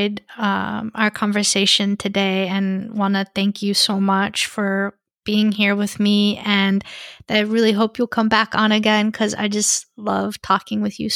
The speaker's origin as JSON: {"language": "English", "country": "United States", "said": "being white, being American, speaking English"}